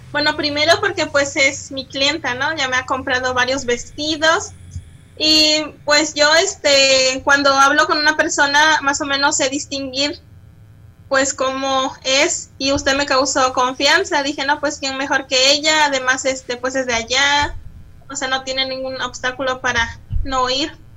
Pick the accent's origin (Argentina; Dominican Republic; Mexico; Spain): Mexico; Acatlán, Guerrero; now in Chilpancingo, Mexico; Yo soy nacida en Acatlán Guerrero, Guerrero, perdón, municipio de Chilapa de Álvarez, pero actualmente vivo en Chilpancingo de los Bravo Guerrero